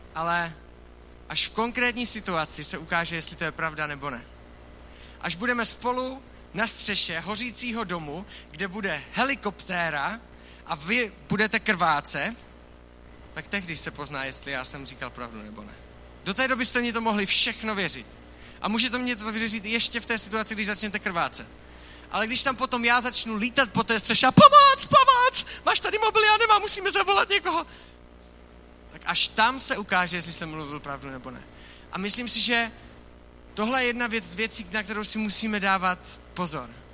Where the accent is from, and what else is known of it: Czechia